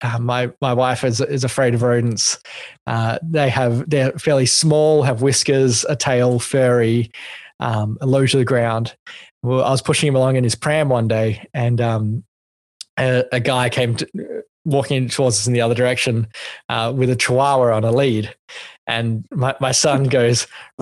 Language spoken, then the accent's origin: English; Australia; I'm not an American because I'm an Australian